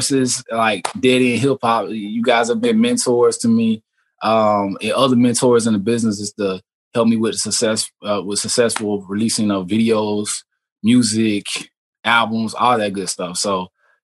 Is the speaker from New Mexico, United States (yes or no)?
no; Waycross, Georgia, United States; now in Atlanta, United States; I'm from Waycross, Georgia originally, you know what I'm saying? I moved up to Atlanta, 2013